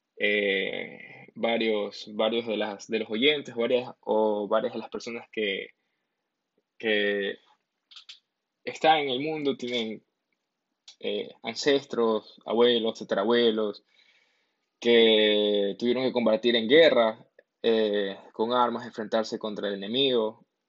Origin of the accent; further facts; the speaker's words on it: Ecuador; en mi país de origen, en mi país de Ecuador, aquí estamos con la cuarentena